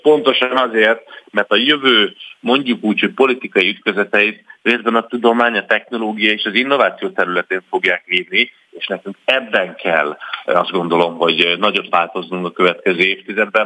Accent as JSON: {"language": "Hungarian", "country": "Hungary", "said": "európaiként, magyarként"}